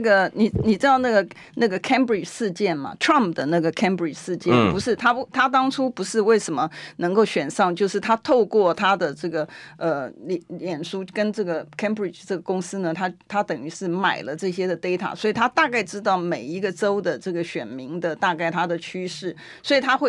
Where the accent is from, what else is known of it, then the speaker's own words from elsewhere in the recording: Taiwan; 因为不是就网络上面有兜售我们台湾人。